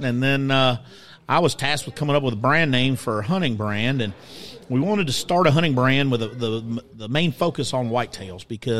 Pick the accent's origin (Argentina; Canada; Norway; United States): United States; South Carolina; I grew up hunting in South Carolina and fell in love with turkey hunting at a young age and deer hunting.